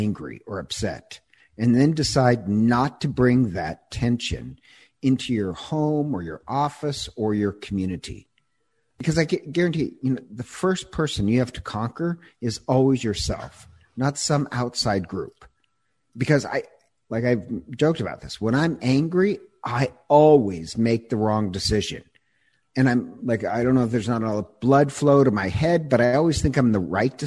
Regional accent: United States; I'm such an American

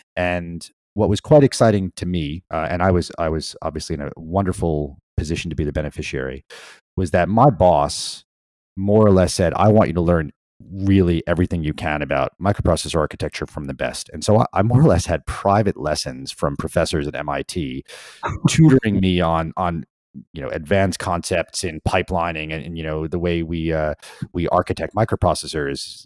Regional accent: New York, United States; moved away; also born or lived in Pennsylvania; I grew up in in New York

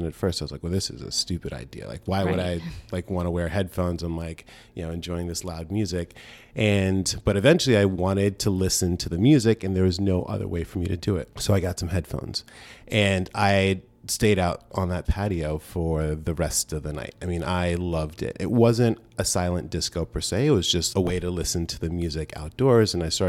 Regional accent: New York City, New York, United States; I'm originally from New York.

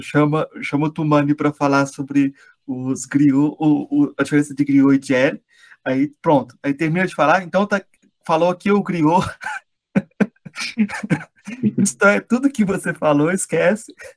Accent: Brazil; eu sou brasileiro também

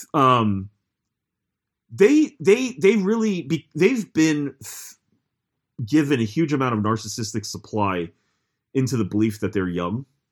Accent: United States; I am very American

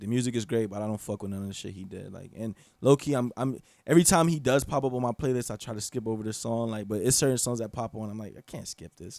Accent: Gainesville, Florida, United States; also born or lived in Bartow, Florida / Kissimmee, Florida; I grew up in Gainesville

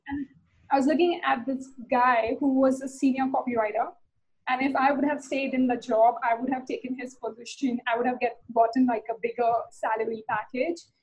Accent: India; I'm from India

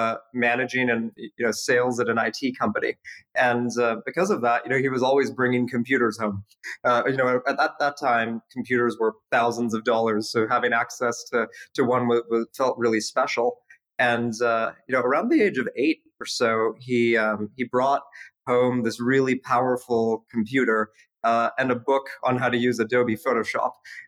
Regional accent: Canada; I mean, Canada was incredible. My parents moved there in the 80s, you know, during the Civil War, and they just wanted me to have access to a good education. So, you know, just like every good Canadian kid, I played ice hockey growing up

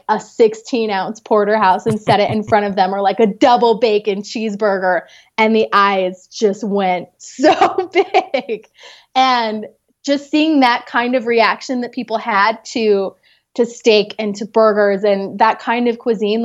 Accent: Utah, United States; I was born and raised in Utah. I still live here

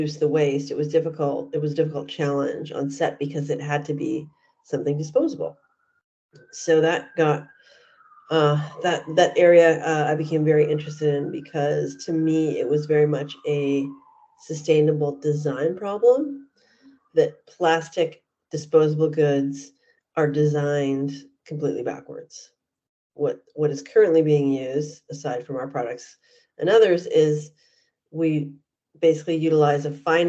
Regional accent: Vancouver, British Columbia, Canada; moved away as an adult; also born or lived in New York / Los Angeles; I grew up in Vancouver, Canada

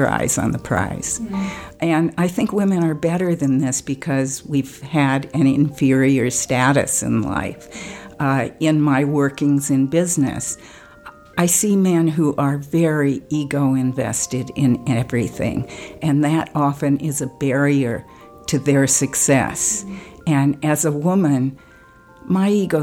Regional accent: California, United States; I live in California. I grew up in California, went to UCLA

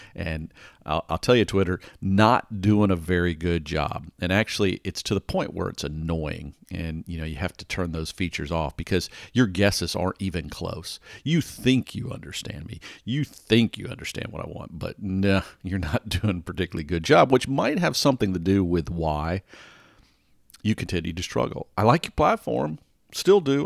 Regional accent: Atlanta, Georgia, United States; I grew up in Atlanta

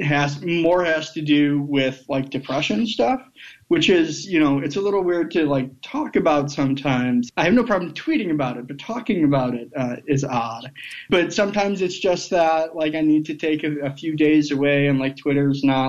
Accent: Michigan, United States; now in Alabama, United States; That's my home state

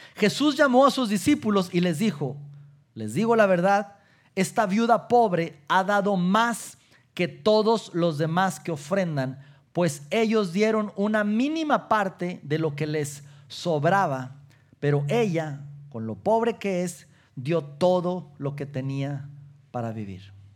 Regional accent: Mexico; como latinos, como mexicanos

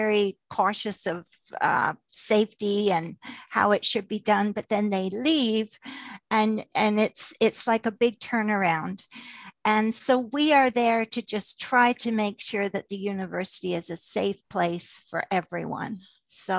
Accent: England, United Kingdom; moved away; I was born in England

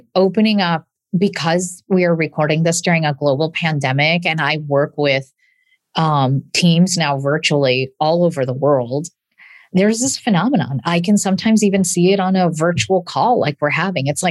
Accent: a small town in Illinois, United States; English is a second language; I am a daughter of immigrants and English is my second language. And I'm a proud product of the public school system in a small town in Illinois

